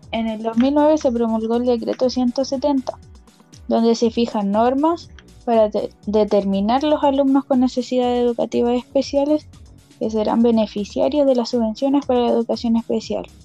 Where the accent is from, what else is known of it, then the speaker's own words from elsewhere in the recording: Quilicura, Santiago Metropolitan Region, Chile; tengo 22 años, soy de la comuna de Quilicura.